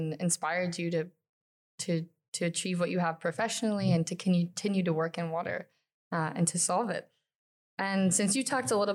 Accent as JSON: {"language": "English", "region": "Michigan", "country": "United States", "tie": "born or raised there", "also_born_or_lived": "upstate New York", "moved": "yes", "lives_now": "New York, United States", "said": "I grew up in Michigan, so we border and share some of those lakes"}